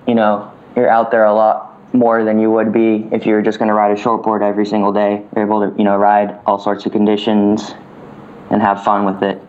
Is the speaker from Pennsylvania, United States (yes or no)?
no; Winter Park, Florida, United States; I was born and raised in Winter Park, Florida, small little town about an hour away from the ocean